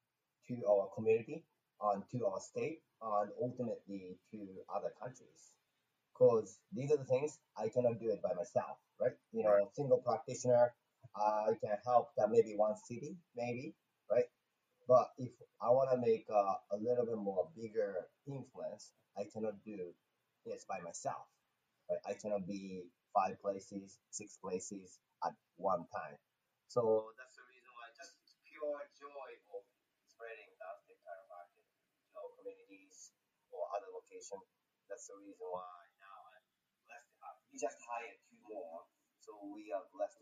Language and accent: English; Japan; English is a second language; moved away as an adult; also born or lived in Los Angeles, United States; now in Hawaii, United States; I came to the States from Japan to become a professional boxer